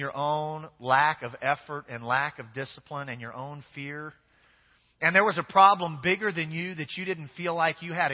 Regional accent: Kansas, United States; now in Louisiana, United States; I'm from Kansas originally.

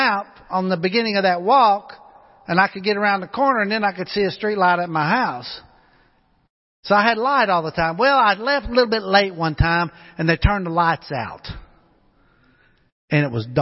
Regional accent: Pocahontas, Arkansas, United States; moved away; where I grew up back home in Pocahontas, Arkansas

